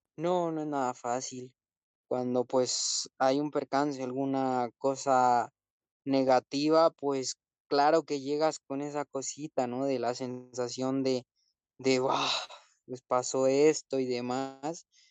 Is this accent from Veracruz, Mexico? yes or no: no; Morelia, Michoacán, Mexico; moved away; Monumental de Morelia. Esa va a ser, ¿por qué? Porque reúne que es mi tierra